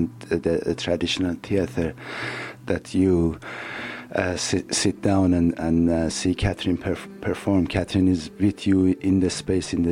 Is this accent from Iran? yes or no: yes; Iran; now in London, United Kingdom; composer and sound designer from Iran